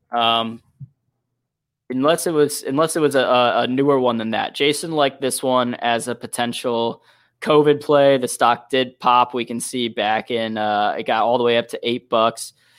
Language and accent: English; St. Louis, Missouri, United States; now in Detroit, United States; Saint Louis, Missouri, my hometown.